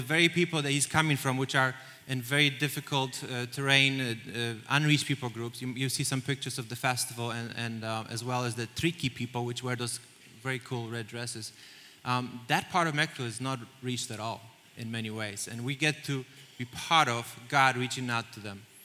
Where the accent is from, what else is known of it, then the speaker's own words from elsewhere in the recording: Poland; moved away as an adult; now in United States; I'm, I'm, Polish. I grew up in Poland